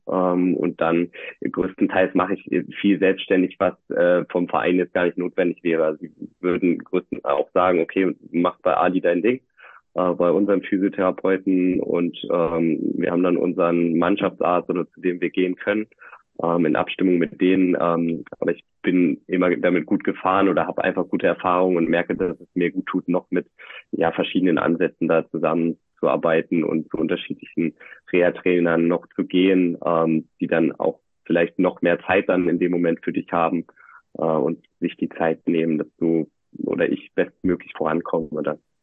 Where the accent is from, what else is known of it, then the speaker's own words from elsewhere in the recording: North Rhine-Westphalia, Germany; moved away as an adult; also born or lived in Merseburg; now in Leipzig, Germany; Ich bin äh, tatsächlich in Nordrhein-Westfalen groß geworden